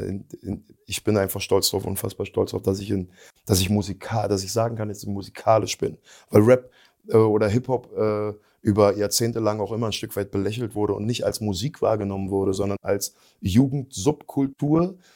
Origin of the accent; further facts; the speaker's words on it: eastern Germany, Germany; wir kommen zwar aus dem Osten